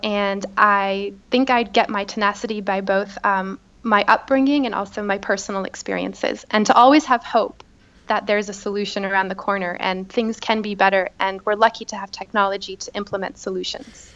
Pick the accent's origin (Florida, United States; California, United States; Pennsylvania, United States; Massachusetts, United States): Massachusetts, United States; Boston; moved away as an adult; also born or lived in Beirut; now in Paris, France; I was raised and I lived there my whole life